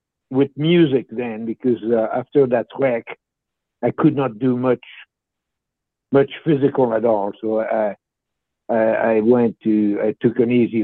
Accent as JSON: {"language": "English", "country": "Switzerland", "tie": "born or raised there", "first_language": "French", "second_language": "English", "moved": "as an adult", "lives_now": "United States", "said": "from a little village who was in comfort, believe it or not, in the mountains, and there was 250 people."}